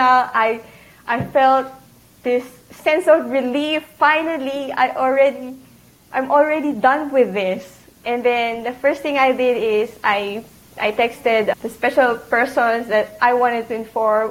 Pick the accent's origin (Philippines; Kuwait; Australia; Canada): Philippines; Isabela, Cagayan Valley; English is a second language; moved away as an adult; also born or lived in Manila, Philippines; now in Chicago, United States; I actually grew up in uh, Isabela, Philippines, but I when I, I studied and worked at Manila